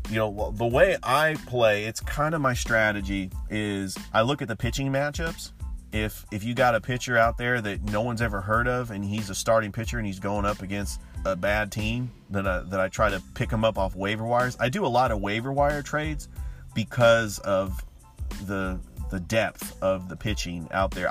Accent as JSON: {"language": "English", "region": "Northern California", "country": "United States", "tie": "born or raised there", "also_born_or_lived": "Sacramento", "said": "I grew up in Northern California and I moved to Sacramento in 1997"}